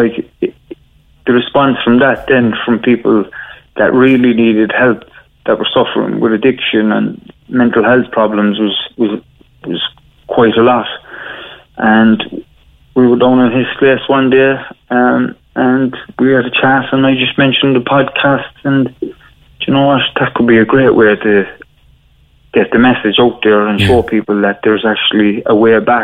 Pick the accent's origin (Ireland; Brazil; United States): Ireland; Cork, Munster; I grew up in Hollyhill in Arcullen